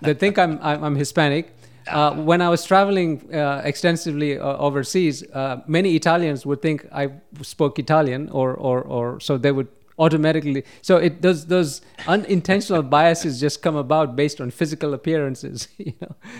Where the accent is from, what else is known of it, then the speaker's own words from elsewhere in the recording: Kenya; moved away as an adult; now in United States; I was born and raised in Kenya